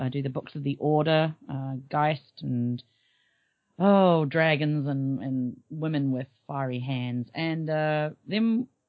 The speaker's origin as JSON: {"language": "English", "country": "New Zealand", "tie": "born or raised there", "moved": "as an adult", "lives_now": "United States", "said": "I'm not originally from America, you may be able to tell. I'm born and bred in New Zealand. Been living in America with this rapscallion next to me for about 6 years."}